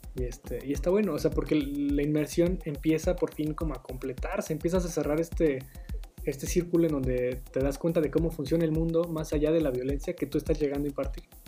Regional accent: Mexico; nosotros como mexicanos

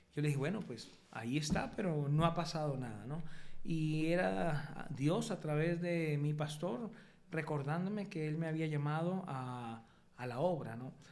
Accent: Colombia; moved away; a los 18 años decido irme para el ejército en Colombia, en mi país

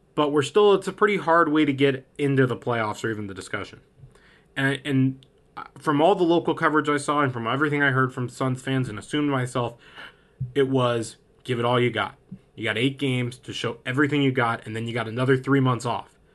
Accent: Phoenix, Arizona, United States; I'm from Phoenix

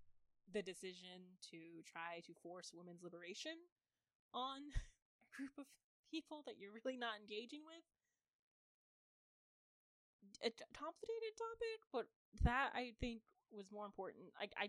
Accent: United States

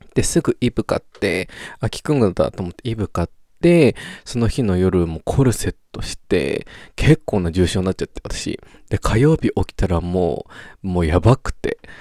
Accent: Japan; moved away as an adult; also born or lived in Australia; 日本にで生まれた以上、日本で育った以上

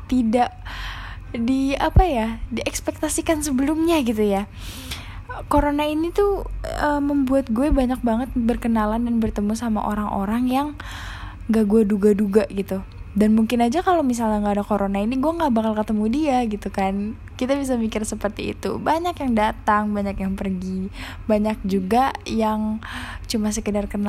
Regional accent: Jakarta, Indonesia; karena gue juga orang Jakarta mungkin orang yang dari luar Jakarta kalau ngedengernya agak aneh ya

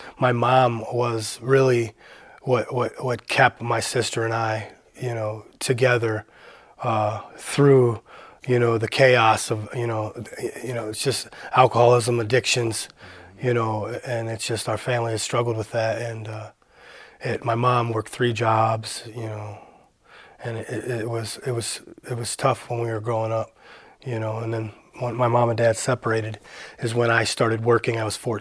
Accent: Parma, Ohio, United States; also born or lived in Cleveland, Ohio; I was born in Cleveland. I grew up in Parma, Ohio

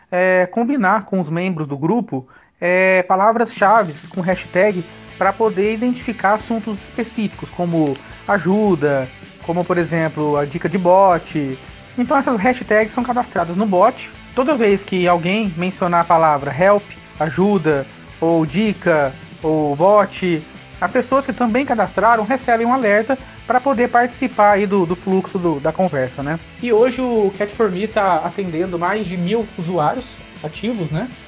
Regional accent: Londrina, Paraná, Brazil; eu sou de Londrina, Paraná.

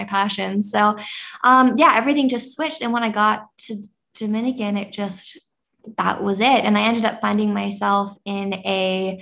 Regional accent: Canada; now in Bali, Indonesia; I am a Canadian living in Bali

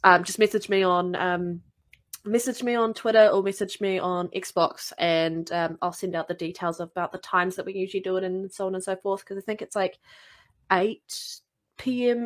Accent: New Zealand; accent: New Zealand; my accent because Australian and New Zealanders have very similar accents

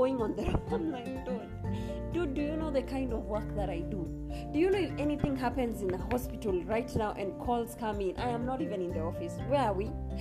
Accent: Kenya; I am Kenyan, I'm a hardcore. If you live in Kenya, you have to be a hardcore

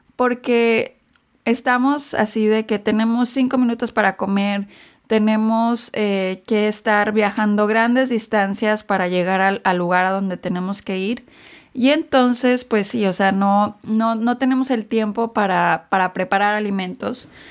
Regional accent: Mexico; now in United States; yo crecí en México

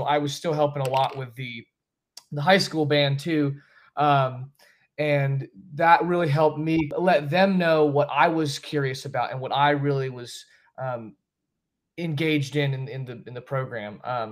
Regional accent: Asheville, North Carolina, United States; I grew up in the Asheville area

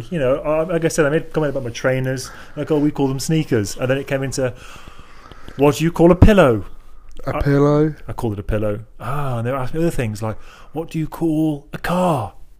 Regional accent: England, United Kingdom; now in Chicago, United States; I'm English

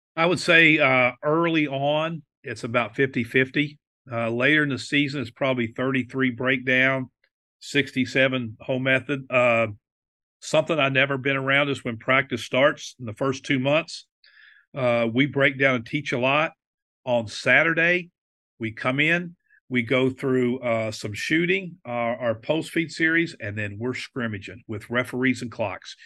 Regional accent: West Virginia, United States; while I was growing up in West Virginia

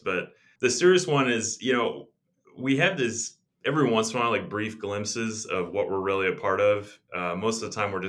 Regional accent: Texas, United States; moved away as an adult; also born or lived in North Carolina / Germany; now in Durham, United States; I'm from Texas

